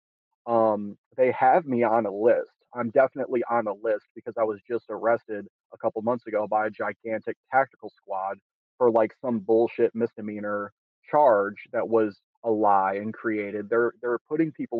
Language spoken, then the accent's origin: English; Detroit, Michigan, United States; I'm originally from Detroit, Michigan, grew up there